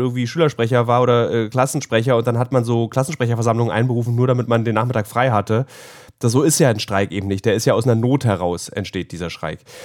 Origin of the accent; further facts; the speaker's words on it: Berlin, Germany; als Berliner